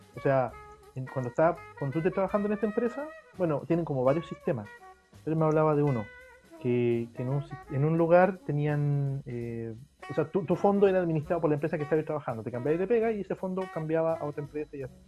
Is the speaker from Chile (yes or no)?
yes; Chile